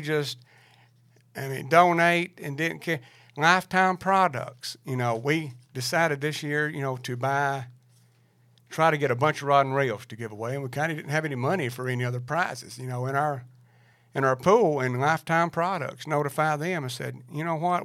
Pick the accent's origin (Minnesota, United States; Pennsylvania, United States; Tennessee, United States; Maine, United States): Tennessee, United States; Lincoln County; I'm from Lincoln County in Macburg, Chicken Creek